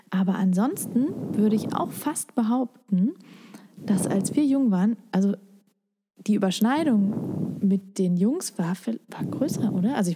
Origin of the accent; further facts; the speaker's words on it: Lower Saxony, Germany; ich komm zwar aus Niedersachsen